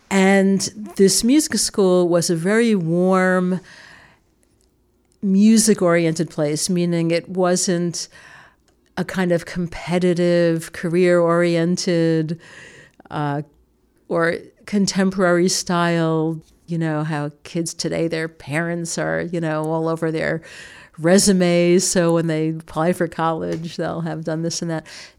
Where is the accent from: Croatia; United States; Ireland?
United States; New York City, New York; born there; I was born in the Bronx in 1963. In 1965, my family moved to the suburbs.